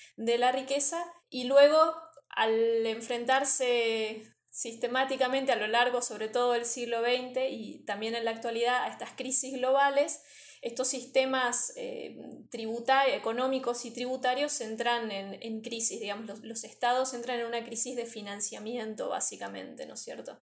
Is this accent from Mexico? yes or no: no; Argentina; also born or lived in Misiones; soy argentina